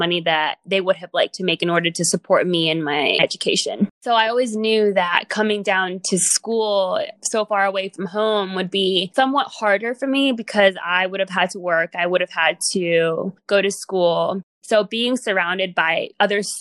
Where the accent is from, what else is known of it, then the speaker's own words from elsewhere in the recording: United States; also born or lived in Guatemala City, Guatemala; since I grew up in the United States